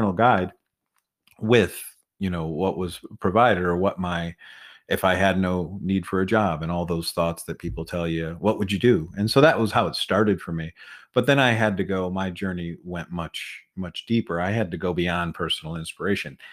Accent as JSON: {"language": "English", "region": "Connecticut", "country": "United States", "tie": "born or raised there", "moved": "yes", "said": "The high school just started a team that year in my hometown, where I went to a private school"}